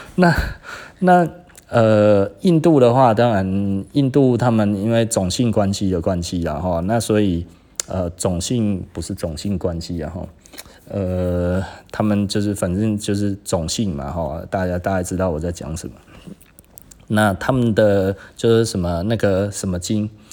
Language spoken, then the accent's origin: Chinese; Taiwan; 我是台湾人